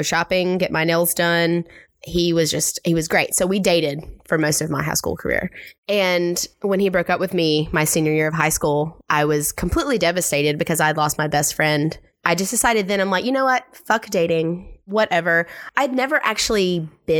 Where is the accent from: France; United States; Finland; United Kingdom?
United States; South Carolina; coming from small town South Carolina, growing up and kind of coming into myself in my small country town